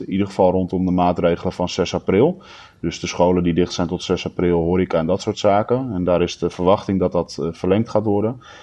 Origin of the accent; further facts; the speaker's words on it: Almere, Flevoland, Netherlands; ik ben vanaf mijn eh, eh, jongste jeugd opgegroeid in Almere.